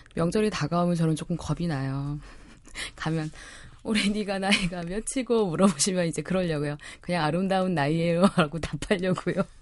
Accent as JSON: {"language": "Korean", "region": "Jeolla", "country": "South Korea", "tie": "born or raised there", "moved": "yes", "lives_now": "Seoul, South Korea", "said": "저의 고향 전라도"}